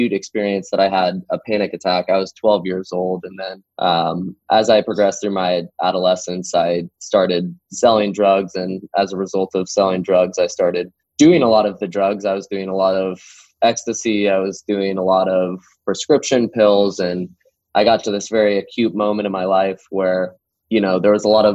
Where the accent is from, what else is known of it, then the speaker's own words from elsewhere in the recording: Tualatin, Oregon, United States; We're about 30 minutes outside of Tualatin, in my hometown that I grew up in.